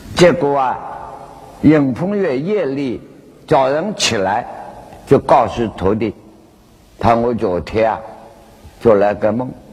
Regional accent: China; 我们中国人

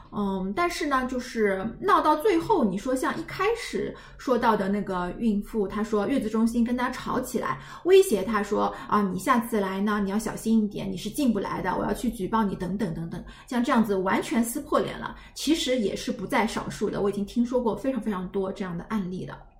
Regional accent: China; 我们大陆人

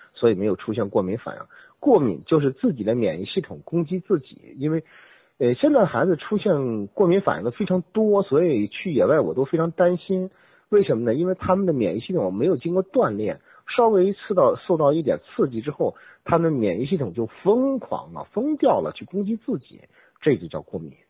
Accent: Inner Mongolia, China; 因为我出生在内蒙古的那个地方呢，我家住的房子呢，呃，是用土坯做的房子

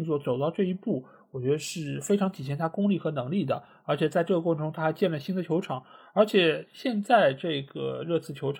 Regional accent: Shanghai, China; 我觉得他真正是做到了我们上海人说什么，就螺丝壳里做道场。

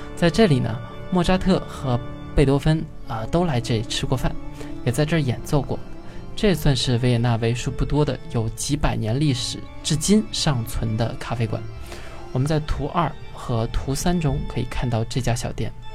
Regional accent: China; 我们中国人还没有这种lifestyle

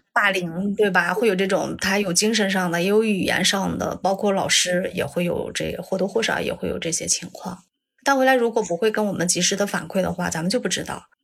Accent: Taiyuan, Shanxi, China; 我来自山西太原

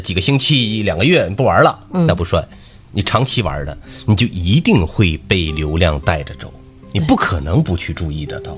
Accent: Northeast China, China; 我们东北文化

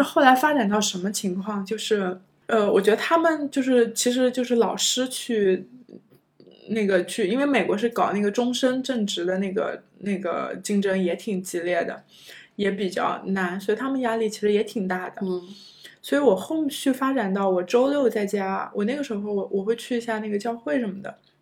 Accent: China; moved away as an adult; also born or lived in United States; 我觉得中国学生，我们有的时候都会有些会很在意

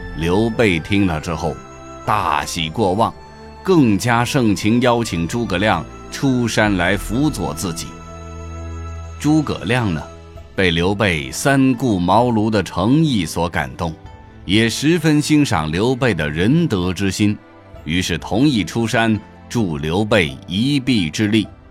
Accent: China; 对我们中国人影响最深的

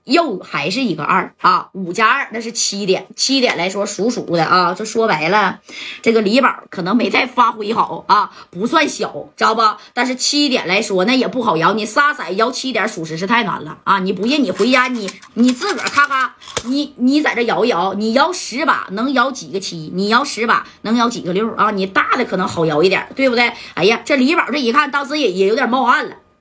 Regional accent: Northeast China, China; 咱那帮东北人啊

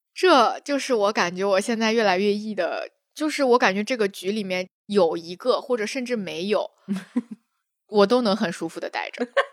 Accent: China; 因为我们生活在中国，然后从小长大

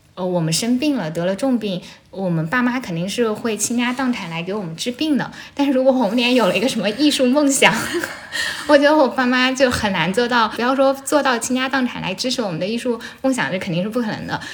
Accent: Shucheng, Anhui, China; first language Shucheng dialect (Jianghuai Mandarin); Chinese is a second language; moved away as an adult; now in Beijing, China; 我家是安徽陆安、苏城，然后苏城这个地方呢，就是离合肥很近，可能车程也就一个多小时，这两地的方言是非常接近的

